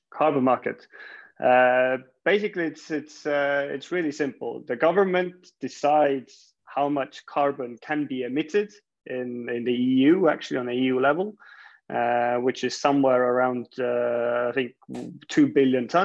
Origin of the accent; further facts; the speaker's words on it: Estonia; we I guess originally from Estonia, but um, I guess I've spent most of my career uh, outside of Estonia and the Baltics.